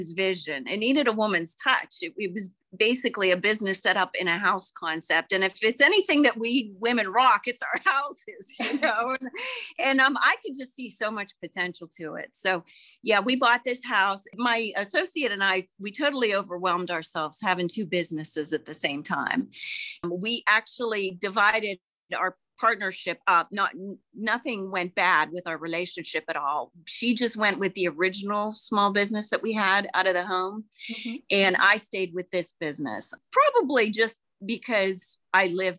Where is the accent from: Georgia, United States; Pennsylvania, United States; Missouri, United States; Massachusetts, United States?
Pennsylvania, United States; Bethel Park; I grew up in Bethel Park